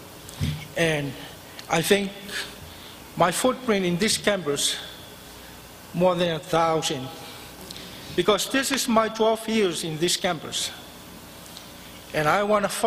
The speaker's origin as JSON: {"language": "English", "country": "Samoa", "moved": "as an adult", "lives_now": "United States", "said": "I'm from South Pacific, Samoan Island, and this is my 13 years in the state."}